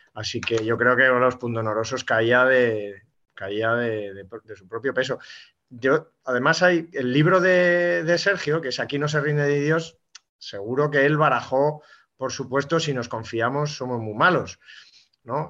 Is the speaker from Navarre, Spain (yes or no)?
yes; Olite, Navarre, Spain; puedo decir que es mi pueblo, que es Olite